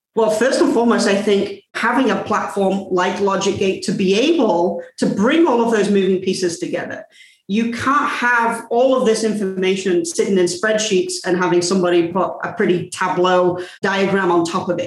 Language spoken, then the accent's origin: English; England, United Kingdom; I'm English.